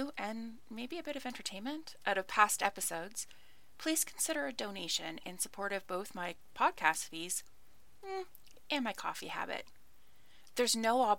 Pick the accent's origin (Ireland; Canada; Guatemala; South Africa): Canada; where I grew up in Canada.